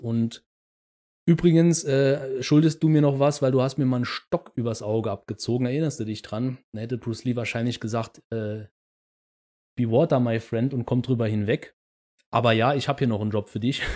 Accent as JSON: {"language": "German", "region": "Saarland", "country": "Germany", "said": "wie man bei uns im Saarland sagt"}